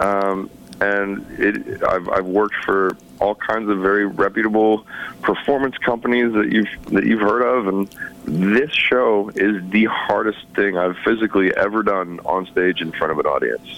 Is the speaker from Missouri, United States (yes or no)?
yes; St. Louis, Missouri, United States; growing up in St. Louis